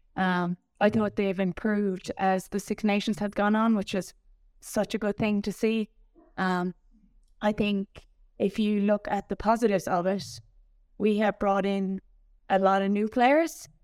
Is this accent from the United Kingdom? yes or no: no; Tipperary, Munster, Ireland; I'm from Tipperary